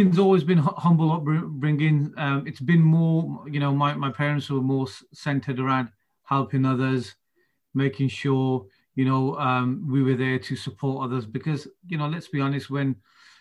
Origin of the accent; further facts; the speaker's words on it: Birmingham, West Midlands, United Kingdom; I'm born and bred in Birmingham